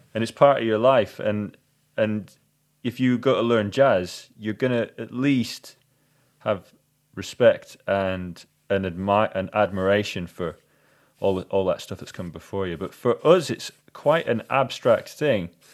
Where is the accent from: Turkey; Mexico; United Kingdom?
United Kingdom; we're British slash European